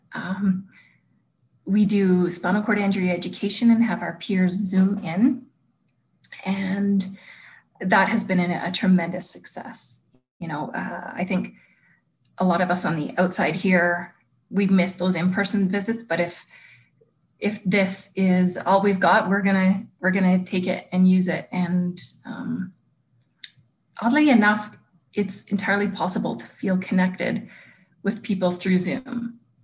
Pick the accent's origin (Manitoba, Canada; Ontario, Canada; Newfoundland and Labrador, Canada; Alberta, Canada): Alberta, Canada; Lethbridge; now in Calgary, Canada; I moved home to Lethbridge